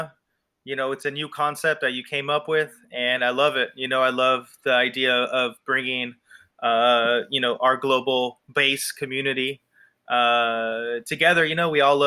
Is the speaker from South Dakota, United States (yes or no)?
no; Palm Desert, California, United States; also born or lived in Los Angeles, California; I was born in Palm Springs. Grew up in Palm Desert, California, born and raised